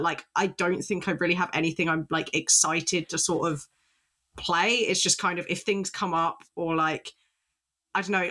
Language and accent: English; United Kingdom; I'm British